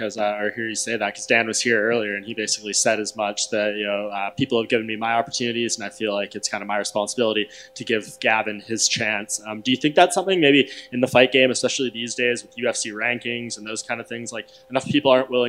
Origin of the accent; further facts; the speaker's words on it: Canada; as the Canadian in the room myself